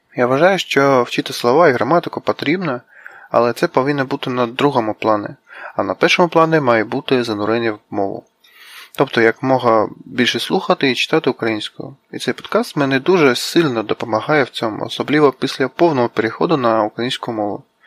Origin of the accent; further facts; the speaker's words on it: Vladivostok, Primorsky Krai, Russia; Ukrainian is a second language; я з Росії, живу в місті Владивостоці, працюю програмістом